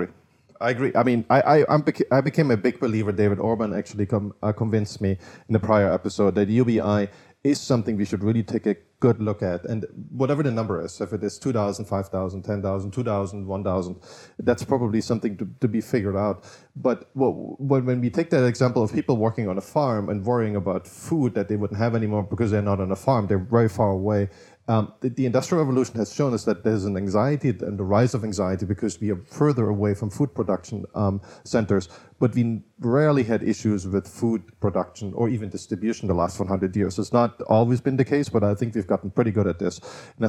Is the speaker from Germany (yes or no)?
yes; eastern Germany, Germany; So I grew up in Eastern Germany, and I saw like one country that was the same split up